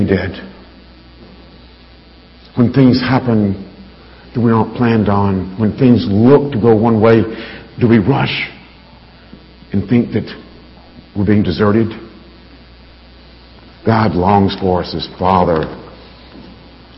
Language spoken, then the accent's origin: English; Alabama, United States; I grew up in Alabama.